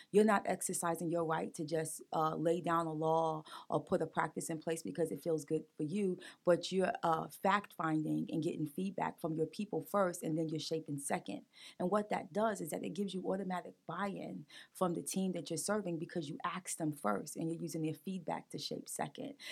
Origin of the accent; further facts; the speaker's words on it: New York City, New York, United States; now in Wilmington, United States; I grew up in Brooklyn, New York